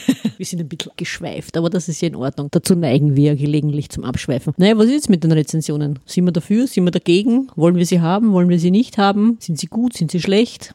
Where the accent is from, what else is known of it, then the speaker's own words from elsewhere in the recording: Vienna, Austria; hier bei uns in Wien